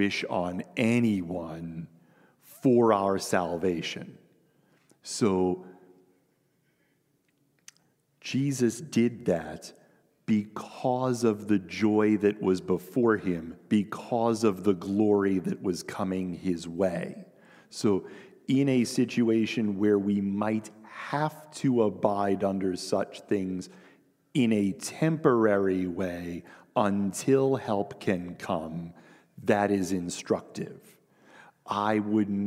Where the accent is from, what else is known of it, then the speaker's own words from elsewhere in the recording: United States; we are American Christians in the 21st century